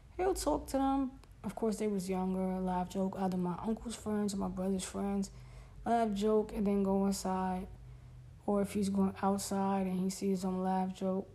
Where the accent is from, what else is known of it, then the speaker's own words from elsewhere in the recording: New York City, New York, United States; I grew up in Brooklyn